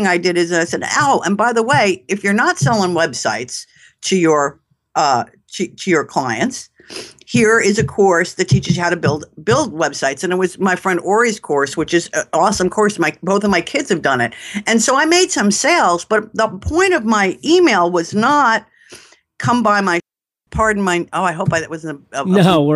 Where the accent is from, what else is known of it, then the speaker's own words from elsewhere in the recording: New York, United States; accent: New York; I'm a New Yorker